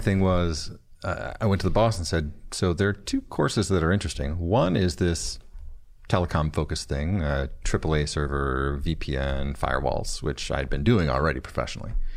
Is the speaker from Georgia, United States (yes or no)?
no; Flint, Michigan, United States; I'm from Flint.